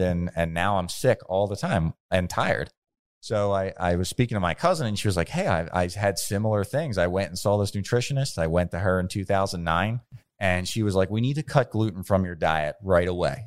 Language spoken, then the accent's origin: English; Bensalem, Pennsylvania, United States; I grew up in Ben's Town. Um, since I was six years old, I lived in Ben Salem